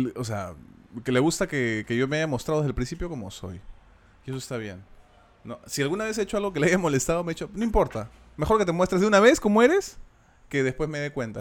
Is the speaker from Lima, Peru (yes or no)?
yes; Lima, Peru; soy un limeño de pura cepa